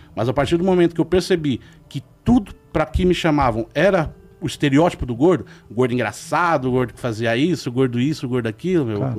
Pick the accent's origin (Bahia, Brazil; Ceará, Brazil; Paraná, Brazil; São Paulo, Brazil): São Paulo, Brazil; Jandira; Eu cresci em Jandira, não é longe hoje em dia